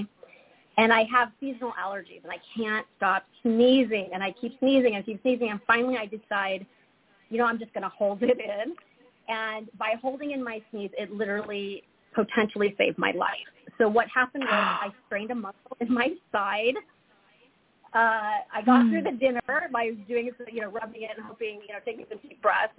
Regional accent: Lincoln, Nebraska, United States; also born or lived in Omaha, Nebraska; I was born and raised in Nebraska, so I'm a Midwest girl at heart. I was born in Omaha. I was raised in Lincoln

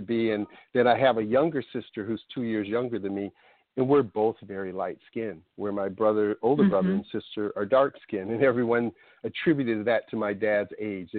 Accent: Minneapolis, Minnesota, United States; moved away as an adult; now in California, United States; I grew up in Minneapolis, Minnesota

